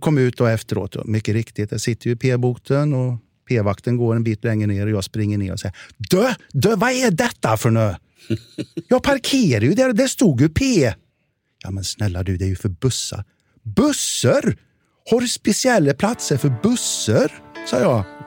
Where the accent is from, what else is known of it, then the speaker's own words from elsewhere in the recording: Värmland, Sweden; accent: Värmland dialect; moved away; also born or lived in Stockholm; jag är ju värmlänning från början